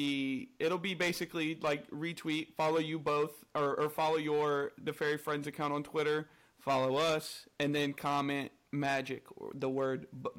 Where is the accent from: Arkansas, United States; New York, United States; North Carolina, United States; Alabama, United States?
North Carolina, United States; So I'm from North Carolina in the U.S. So it's like it's in the South, but like kind of the top of the South. So we are not like real Southern